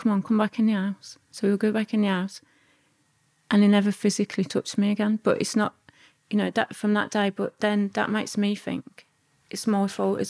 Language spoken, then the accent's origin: English; Birmingham, West Midlands, United Kingdom; also born or lived in Wales; brought us back to Birmingham